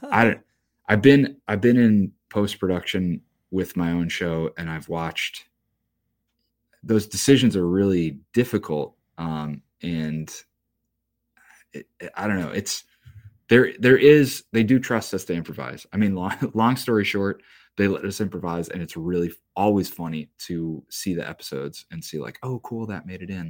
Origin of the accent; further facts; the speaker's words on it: Joliet, Illinois, United States; I grew up in Joliet, Illinois